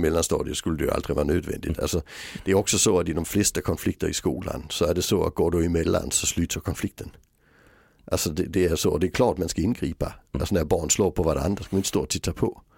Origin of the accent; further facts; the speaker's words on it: Sweden; jag var den första svensk som blev utbildad i metoden